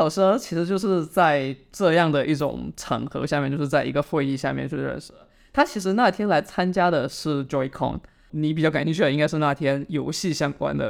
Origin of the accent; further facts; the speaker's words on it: China; moved away; 我说我也中国来的